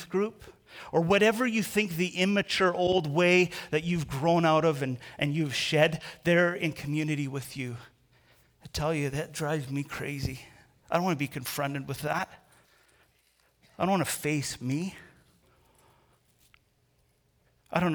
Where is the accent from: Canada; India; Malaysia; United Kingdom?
Canada; I'm Canadian.